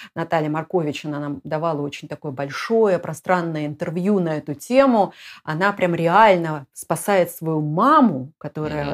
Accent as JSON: {"language": "Russian", "region": "Moscow", "country": "Russia", "moved": "yes", "said": "Москва, я из Москвы"}